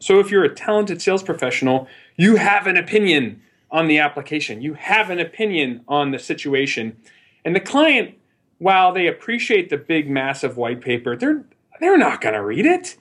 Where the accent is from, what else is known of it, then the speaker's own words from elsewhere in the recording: Midwest, United States; moved away as an adult; also born or lived in New York / Chicago / San Francisco; I always maintained my Midwestern roots